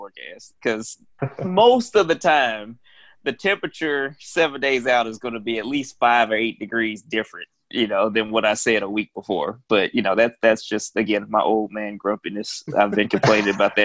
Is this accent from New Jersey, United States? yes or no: no; North Alabama, United States; moved away as an adult; also born or lived in Oklahoma; now in North Carolina, United States; I'm from Alabama originally. And so I grew up a bunch of tornado events